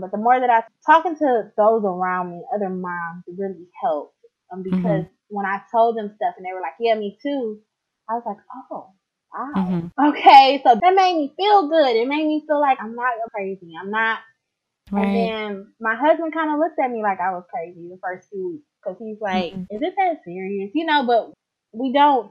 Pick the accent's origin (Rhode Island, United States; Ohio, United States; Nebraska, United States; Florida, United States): Ohio, United States; Cleveland; I live in a suburb of Cleveland as of right now, but I was born and raised in Cleveland, Ohio.